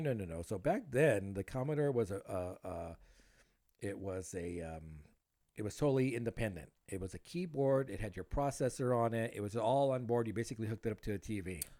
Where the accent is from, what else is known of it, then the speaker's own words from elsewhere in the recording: South Gate, California, United States; also born or lived in Huntington Park, California; I grew up in Southgate